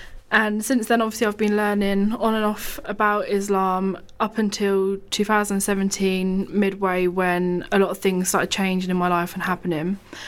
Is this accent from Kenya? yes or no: no; Bedford, East of England, United Kingdom; So, assalamu alaikum, everyone. … I'm from Bedford.